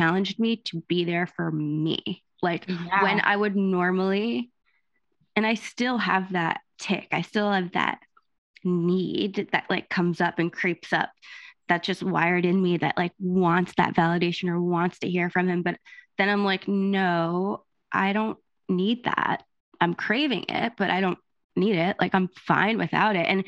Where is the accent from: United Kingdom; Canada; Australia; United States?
United States; New Jersey; I'm Italian, I'm from Jersey